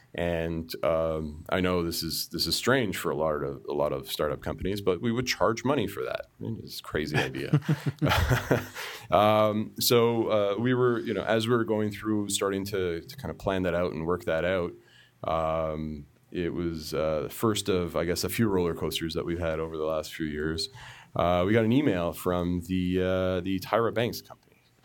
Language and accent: English; Markham, Ontario, Canada; born and raised in the suburb of Toronto, uh, called Markham